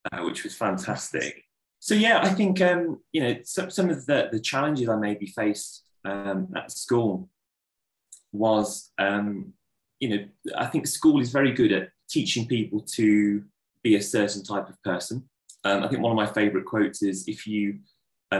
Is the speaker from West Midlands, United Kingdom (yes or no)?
yes; Solihull, West Midlands, United Kingdom; I was born in Solihull in Birmingham and I lived there until I was about 19 years old.